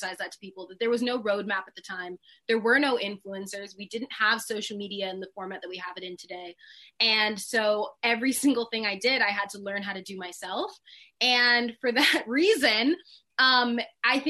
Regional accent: Sacramento, California, United States; I'm from Sacramento, California. It is literally a cow town.

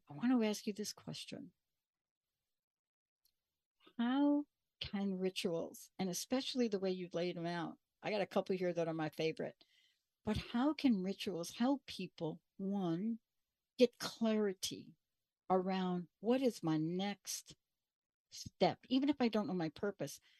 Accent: Bronx, New York, United States; I'm a girl from the Bronx.

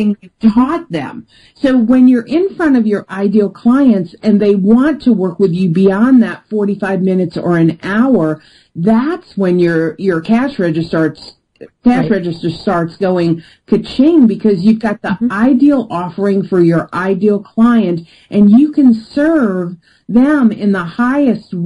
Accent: New York, United States; I'm from New York and I'm direct

